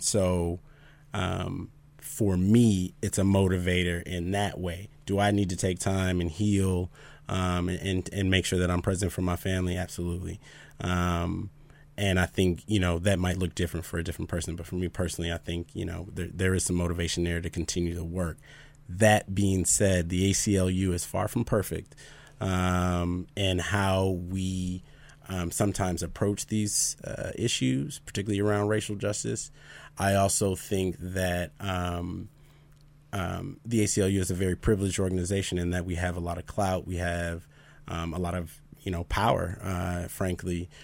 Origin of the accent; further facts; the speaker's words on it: Minneapolis, Minnesota, United States; now in Idaho, United States; I'm actually from South Minneapolis